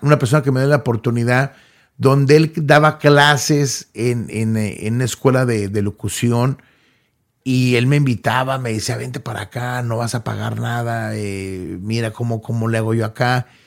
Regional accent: Los Angeles, California, United States; now in Dallas, United States; Yo soy nacido en Los Ángeles, California, en un barrio humildemente que se llama Southgate, California

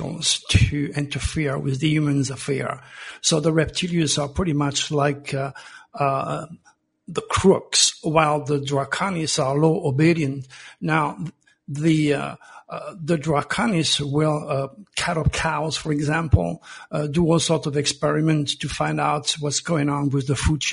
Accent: Provence-Alpes-Côte d'Azur, France; now in United States; I was born in Provence

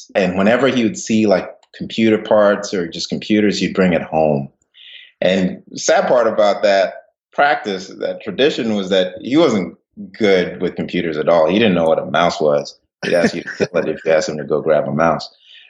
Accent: Ghana; also born or lived in England; now in United States; So I was born in England, moved to West Africa, Ghana, and then moved to the U.S.

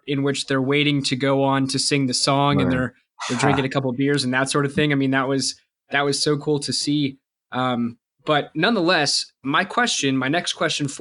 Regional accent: United States

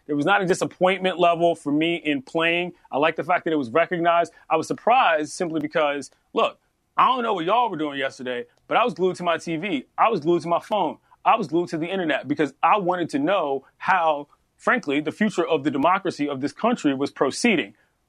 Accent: Washington, District of Columbia, United States; Never mind the capital of the United States of America, most powerful city in the world, my hometown.

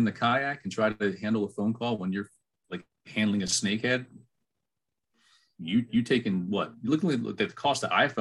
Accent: Maryland, United States; moved away as an adult; also born or lived in Georgia; I was born and raised in Maryland

